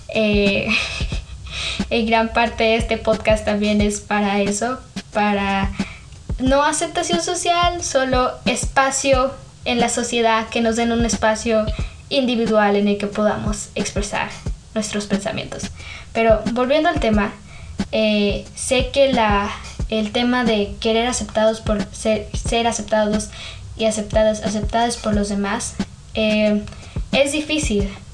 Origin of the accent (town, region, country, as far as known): Mexico